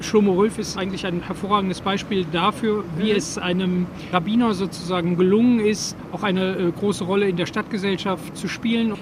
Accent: Saarbrücken, Saarland, Germany; ich hier als Saarbrücker

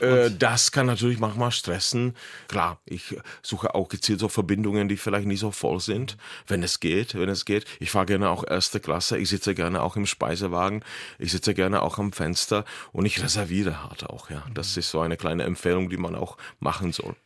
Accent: Lomnice nad Popelkou, Liberec Region, Czechia; German is a second language; Lomnica nad Popelkou, meine Geburtsstadt

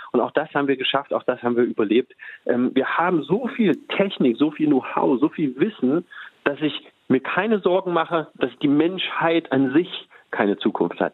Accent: Leinefelde, Thuringia, Germany; ich komme aus Westthüringen, ähm, einem kleinen Stadt, Leinefelde. Ähm, Westthüringen, die Region heißt Eichsfeld, ist die katholischste Region Deutschlands. Das heißt, ich bin katholisch aufgewachsen

